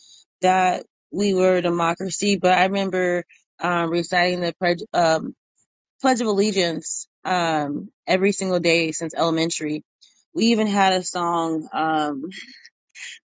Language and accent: English; Albany, Indiana, United States; I grew up in Indiana, out in rural Indiana. You ever heard of Muncie? I grew up in Albany, cornfields, bean fields